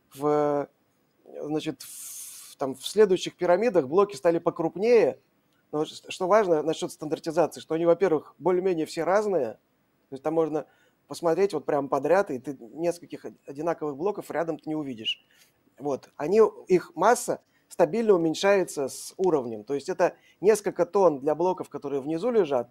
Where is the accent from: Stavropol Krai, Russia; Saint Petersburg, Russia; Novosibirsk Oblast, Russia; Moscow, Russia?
Saint Petersburg, Russia; я вот из Петербурга